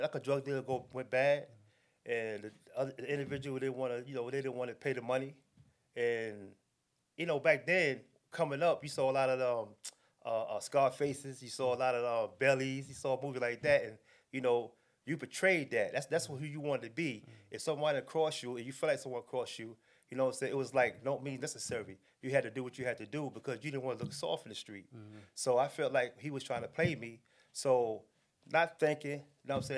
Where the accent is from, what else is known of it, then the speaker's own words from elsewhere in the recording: New York City, New York, United States; moved away as an adult; also born or lived in North Carolina; I was raised in Brooklyn, New York